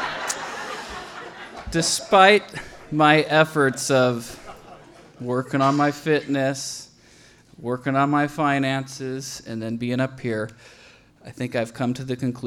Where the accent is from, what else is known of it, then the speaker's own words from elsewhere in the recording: Russia; I am from Russia